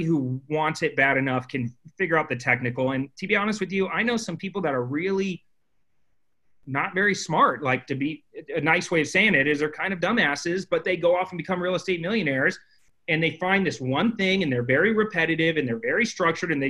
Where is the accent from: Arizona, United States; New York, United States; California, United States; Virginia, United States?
Arizona, United States; Phoenix; I grew up in Phoenix, Arizona